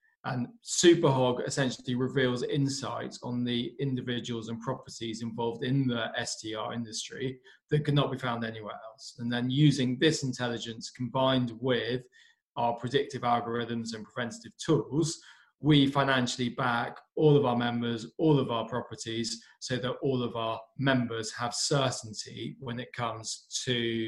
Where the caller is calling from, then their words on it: United Kingdom; So calling in from our office in the UK